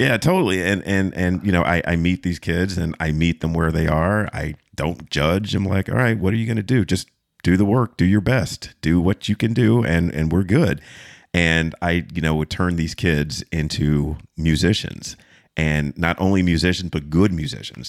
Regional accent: Fayetteville, North Carolina, United States; I was, uh, raised in a military town. Fayetteville is, is military

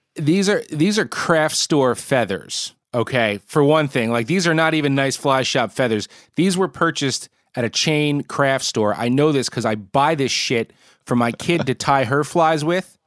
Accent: Northeast, United States; where I grew up in the Northeast

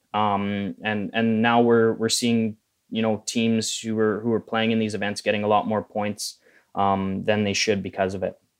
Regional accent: Manitoba, Canada; growing up in Manitoba

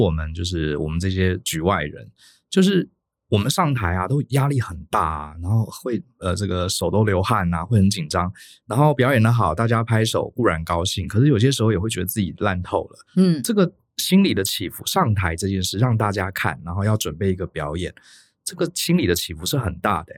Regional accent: Taiwan; 我们台湾人跟欧美的人比起来，我们表达上真的是比较一板一眼

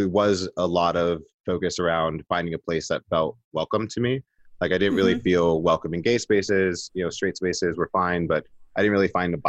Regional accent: New York City, New York, United States; I'm Puerto Rican. I'm from the Bronx.

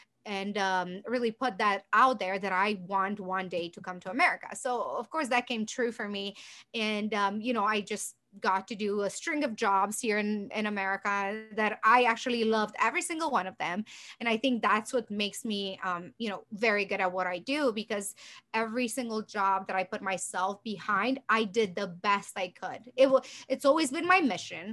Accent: Romania; now in United States; I was born in Romania, moved to US. It's been approximately 18 years

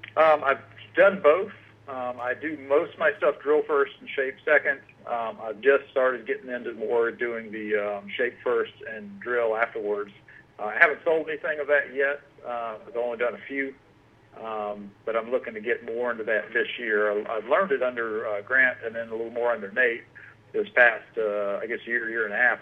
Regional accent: Marietta, Georgia, United States; now in Cumming, United States; I grew up in uh, Marietta and kind of moved around up, up in the north uh, quadrant of Georgia.

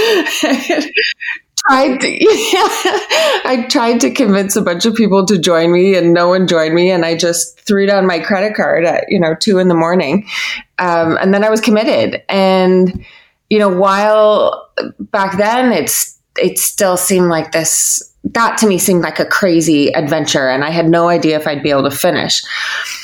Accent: Canada; I grew up in Canada, a pretty privileged, normal life

